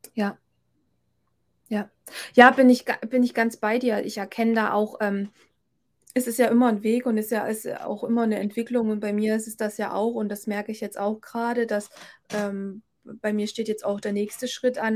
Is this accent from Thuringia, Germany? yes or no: yes; Thuringia, Germany; hier in Thüringen, obwohl es meine Heimat ist